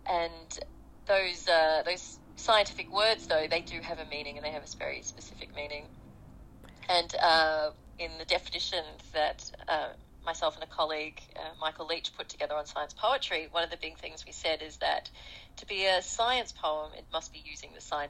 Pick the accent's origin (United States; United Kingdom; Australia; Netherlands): Australia; also born or lived in South Africa; I went over there as an Australian volunteer for international development